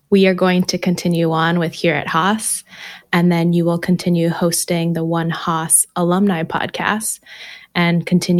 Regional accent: Rochester, New York, United States; moved away; I grew up in Rochester, New York.

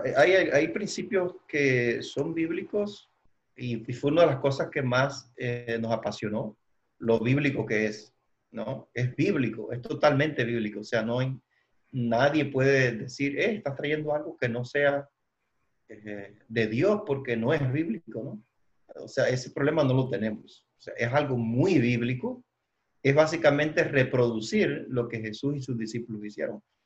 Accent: Cuba; moved away as an adult; now in Dallas, United States; soy de Cuba. Viví 39 años en Cuba

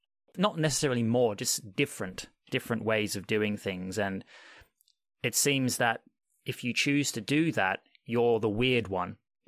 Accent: Australia; unlike what I was raised in Australia.

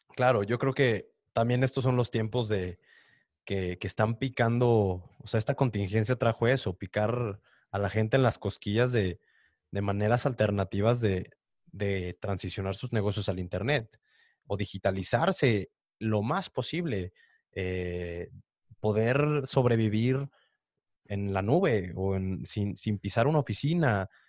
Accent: Mexico; also born or lived in Canada; nos hacía personas más cálidas como mexicanos

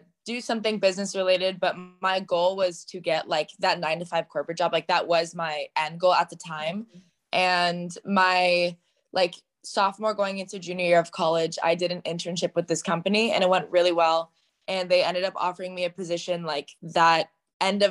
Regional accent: Southern Orange County, California, United States; I'm from Southern Orange County, California

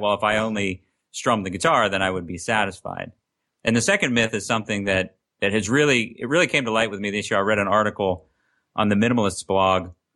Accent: Lancaster, Pennsylvania, United States; I'm from Lancaster, Pennsylvania, which is about seventy miles west of Philadelphia

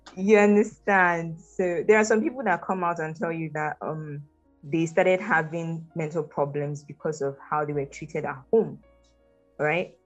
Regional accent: Nigeria; I'm fully Nigerian. Um, I'm from a State actually, and my mom is from Enugu State. So yes, proudly and fully Nigerian.

